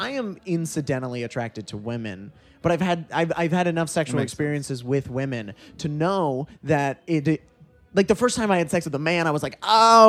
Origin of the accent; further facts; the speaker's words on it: Sarasota, Florida, United States; I grew up in Sarasota